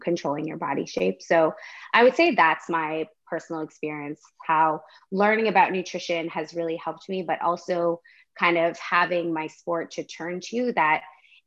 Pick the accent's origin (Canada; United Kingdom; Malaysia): Canada; also born or lived in Washington, D.C., United States; I am Canadian, but I did live in the States for 3 years in Washington, D.C.